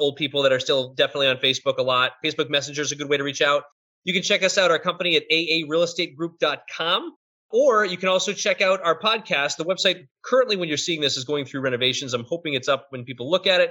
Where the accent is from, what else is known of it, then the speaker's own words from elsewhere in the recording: Boston, Massachusetts, United States; I'm from Boston, I say that stuff